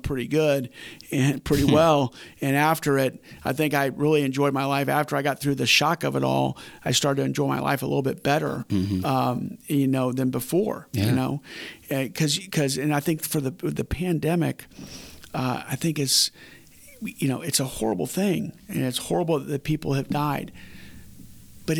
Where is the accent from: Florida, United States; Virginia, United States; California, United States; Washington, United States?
Florida, United States; Winter Park; I grew up in Winter Park, and in Winter Park, we were one of the poor families